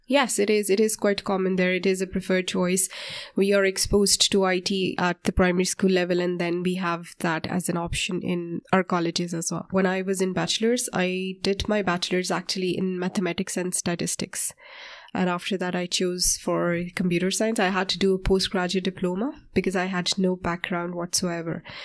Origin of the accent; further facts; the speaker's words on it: Pakistan; moved away as an adult; now in Ireland; I'm from Pakistan and I came to Ireland approximately sixteen years ago.